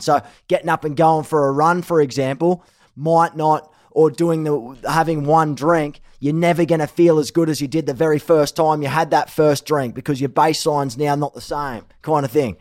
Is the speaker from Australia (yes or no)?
yes; Australia; moved away as an adult; now in Los Angeles, United States; I'm Aussie